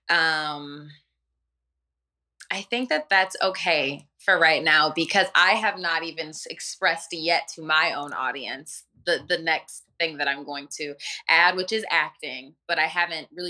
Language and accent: English; Northville, Michigan, United States; I was raised in Northville, Michigan, which is like a suburbs of Detroit